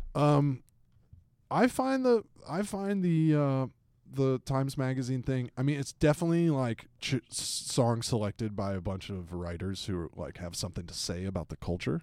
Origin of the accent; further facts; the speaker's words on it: Atlanta, Georgia, United States; moved away; my hometown, Atlanta, Georgia